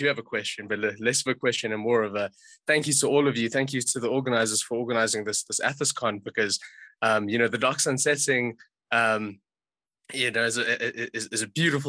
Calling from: South Africa; Very pleased to meet you all. I'm phoning in from South Africa, actually.

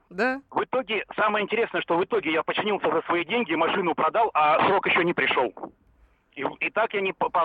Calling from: Chelyabinsk, Chelyabinsk Oblast, Russia; Я звоню вам из Челябинска.

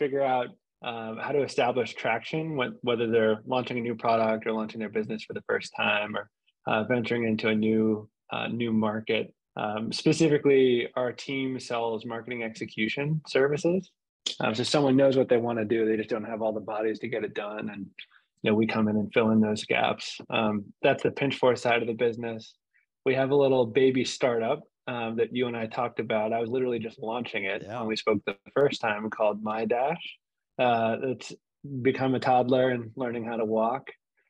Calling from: South Florida, United States; I'm calling in from South Florida now.

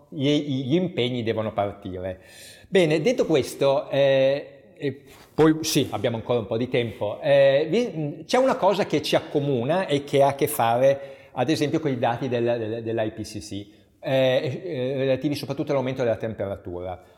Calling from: Emilia-Romagna, Italy; se andiamo in Emilia-Romagna, dalle nostre parti, da dove parlo in questo momento

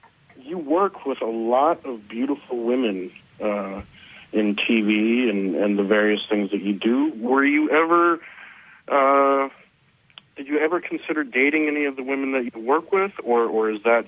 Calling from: Milwaukee, Wisconsin, United States

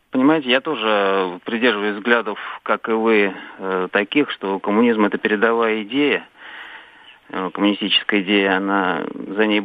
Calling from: Saratov, Saratov Oblast, Russia; Здравствуйте. Э, я, я из Саратова.

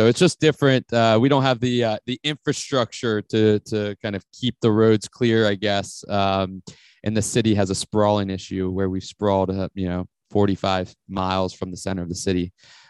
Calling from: Atlanta, Georgia, United States; So I'm calling from Atlanta, Georgia.

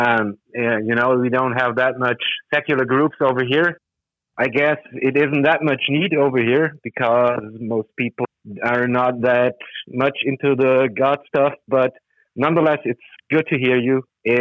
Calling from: Germany; I'm calling from Germany.

